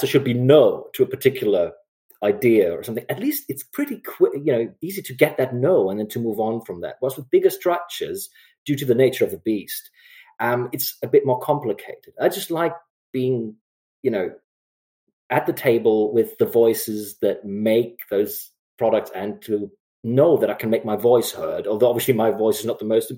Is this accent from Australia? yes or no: no; Germany; moved away as an adult; I grew up in Germany. I'm German